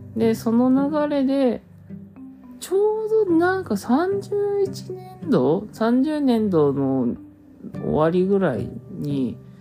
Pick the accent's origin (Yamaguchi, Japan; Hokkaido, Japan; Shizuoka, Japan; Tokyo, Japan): Hokkaido, Japan; 北海道出身です